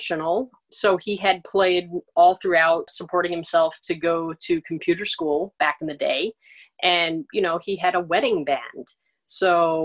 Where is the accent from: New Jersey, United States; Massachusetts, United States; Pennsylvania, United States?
New Jersey, United States; Paramus; also born or lived in Honolulu, Hawaii; I am originally from Paramus, New Jersey